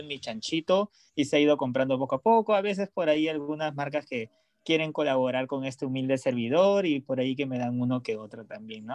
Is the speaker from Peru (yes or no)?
yes; Peru; moved away; also born or lived in Los Angeles, United States; soy de Perú